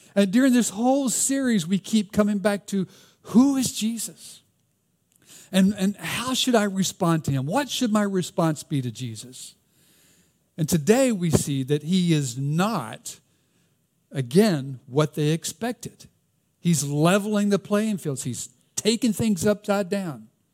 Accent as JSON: {"language": "English", "region": "the South", "country": "United States", "accent": "Southern", "said": "my Southern accent"}